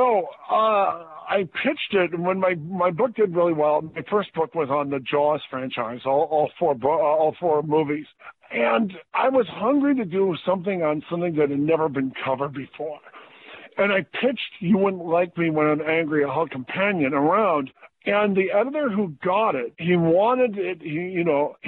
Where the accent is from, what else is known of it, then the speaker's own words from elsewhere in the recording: Michigan, United States; moved away; I lived in Michigan. I grew up in Michigan, so we would vacation in Cleveland, Ohio